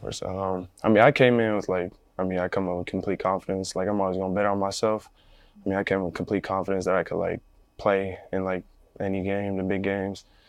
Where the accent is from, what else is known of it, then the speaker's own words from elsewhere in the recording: Phoenix, Arizona, United States; I'm from Phoenix, like you said, my whole life